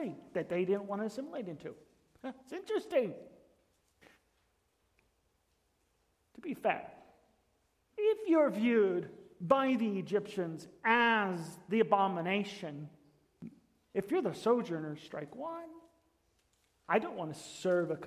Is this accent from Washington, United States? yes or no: yes; Tri-Cities, Washington, United States; I'm from Tri-Cities